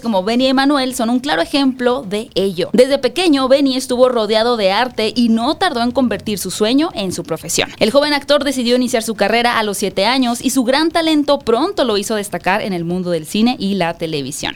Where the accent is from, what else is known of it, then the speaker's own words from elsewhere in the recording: Hermosillo, Sonora, Mexico; yo soy de Hermosillo, Sonora.